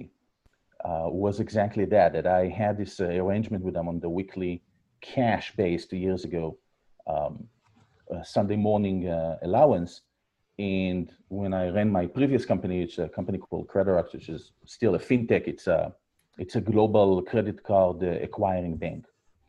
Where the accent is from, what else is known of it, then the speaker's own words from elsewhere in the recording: Israel; moved away as an adult; you can hear from my accent. I was born and raised in Israel. I'm here for about 15 years, followed my wife